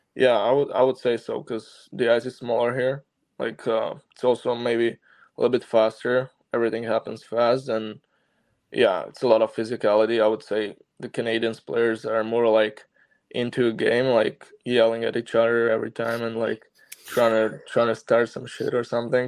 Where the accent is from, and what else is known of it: Slovakia; born or raised there; moved away